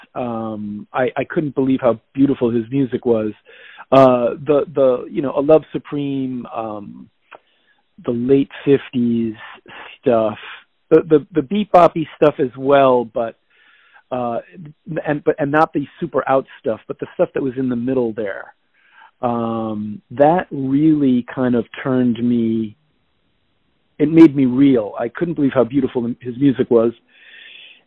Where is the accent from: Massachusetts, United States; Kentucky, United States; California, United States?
Massachusetts, United States; Cambridge; also born or lived in New York City; now in Brooklyn, United States; I was born in New York City, raised in the Boston, Cambridge area